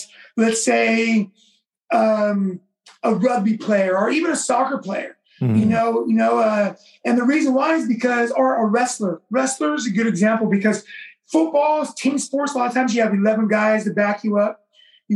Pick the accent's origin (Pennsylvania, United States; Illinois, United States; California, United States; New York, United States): California, United States; Vallejo; also born or lived in Oakland, California; Growing up in Vallejo when I was a kid, I'm originally from Oakland, California. I moved to Vallejo when I was a kid